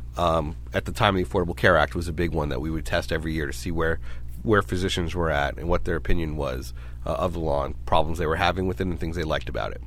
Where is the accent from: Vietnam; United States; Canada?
United States; New York City, New York; also born or lived in Rochester, New York; now in San Diego, United States; I'm originally from Brooklyn